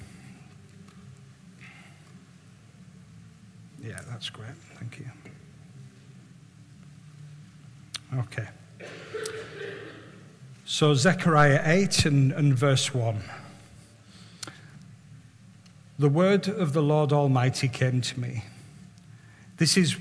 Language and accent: English; Barrow-in-Furness, North West England, United Kingdom; I was brought up in Barrow, brought up in Hinepool